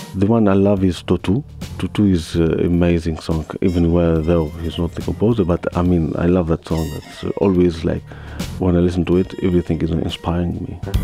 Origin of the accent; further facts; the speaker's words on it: Tunisia; I come from Tunisia